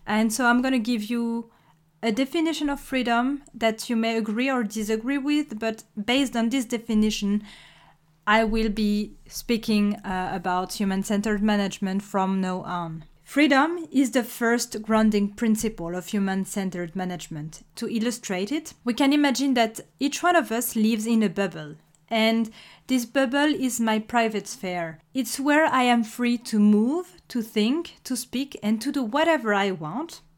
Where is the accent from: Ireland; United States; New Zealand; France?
France; accent: French; English is a second language; If you recognized my accent, you may have guessed that I'm French